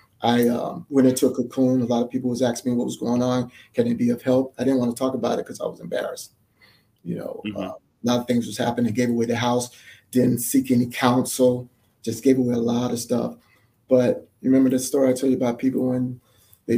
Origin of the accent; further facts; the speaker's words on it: Miami, Florida, United States; I'm from Miami